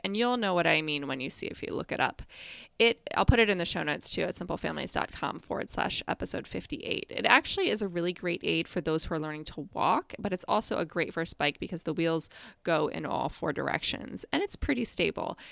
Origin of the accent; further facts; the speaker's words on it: Midwest, United States; I was growing up in the Midwest